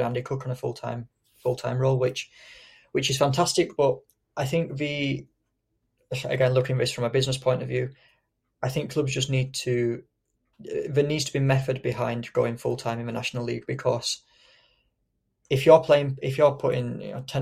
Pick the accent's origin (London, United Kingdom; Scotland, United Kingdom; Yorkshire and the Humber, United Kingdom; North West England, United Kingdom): Yorkshire and the Humber, United Kingdom; I'm from Yorkshire